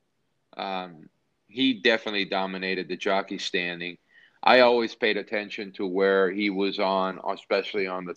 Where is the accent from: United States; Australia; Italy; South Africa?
Italy; Naples, Campania; moved away; my hometown in Napoli